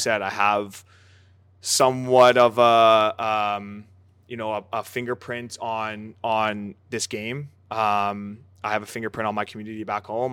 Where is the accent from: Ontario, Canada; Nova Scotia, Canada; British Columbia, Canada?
British Columbia, Canada; Aldergrove; also born or lived in Surrey, British Columbia; now in Montreal, Canada; growing up in Canada, where soccer isn't the number one sport